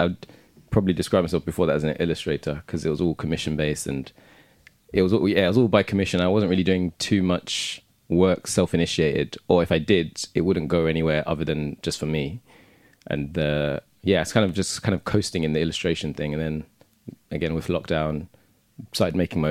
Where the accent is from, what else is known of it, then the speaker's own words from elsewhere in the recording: London, United Kingdom; also born or lived in Hackney; I live in Hackney, mm-hmm. but I'm from Southeast London